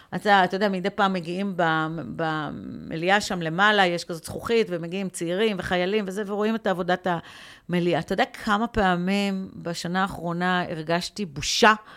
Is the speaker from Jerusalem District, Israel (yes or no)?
no; Afula, Northern District, Israel; also born or lived in Ramla; now in Tel Aviv, Israel; אני גדלתי בעיר ימנית, אני גדלתי בעיר, אה, בעפולה